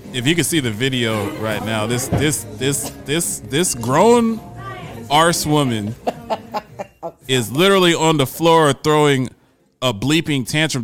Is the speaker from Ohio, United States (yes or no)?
yes; Columbus, Ohio, United States; growing up in Columbus, Ohio